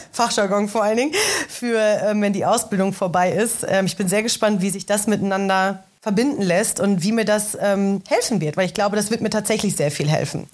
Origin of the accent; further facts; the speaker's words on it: Ruhr area, North Rhine-Westphalia, Germany; moved away as an adult; now in Berlin, Germany; Ich komme ursprünglich aus dem Ruhrgebiet. Äh, habe mit zarten 18 Jahren meine Heimat verlassen